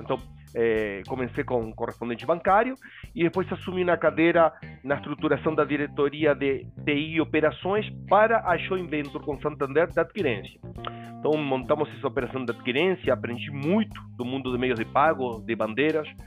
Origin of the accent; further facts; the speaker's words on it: Uruguay; Portuguese is a second language; moved away as an adult; now in Brazil; Eu sou uruguaio, mas morando no Brasil e casado com brasileira, filha brasileira desde 1999